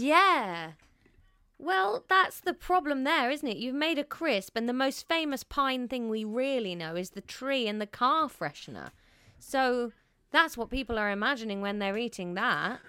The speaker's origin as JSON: {"language": "English", "country": "United Kingdom", "said": "As a Brit"}